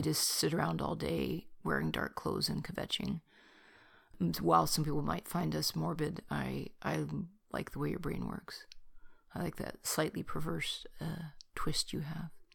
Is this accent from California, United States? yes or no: yes; Bay Area, California, United States; I was born in California and the Bay Area